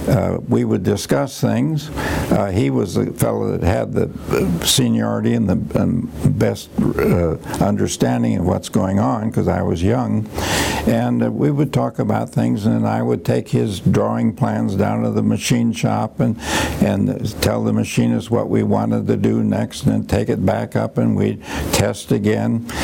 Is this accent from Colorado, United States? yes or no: no; Mount Vernon, Iowa, United States; moved away as an adult; also born or lived in Cambridge, Massachusetts; I was on a farm, and then my father uh, went into a hardware store business with his cousin in Mount Vernon, Iowa, and we moved there.